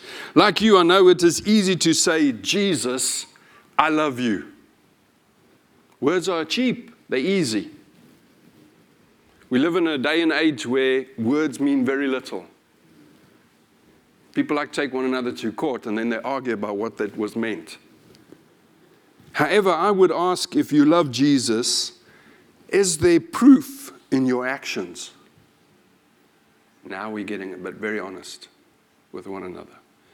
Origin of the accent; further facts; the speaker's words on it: United Kingdom; One of the things I like about being British is our politeness.